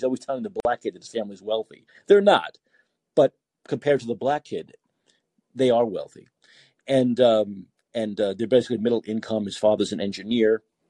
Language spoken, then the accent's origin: English; New York, United States; moved away as an adult; now in San Francisco, United States; I was growing up in New York in the 90s, well, 80s and 90s, but I worked in radio in the 90s.